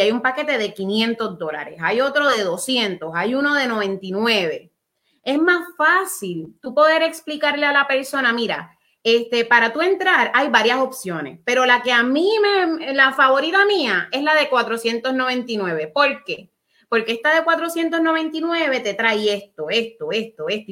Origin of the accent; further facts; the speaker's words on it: Puerto Rico; Somos boricuas